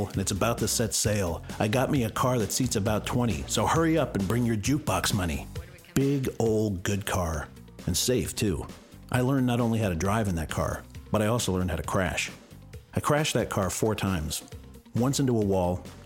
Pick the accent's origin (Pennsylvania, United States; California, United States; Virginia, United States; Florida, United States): California, United States; La Cañada Flintridge; my hometown, La Cañada, California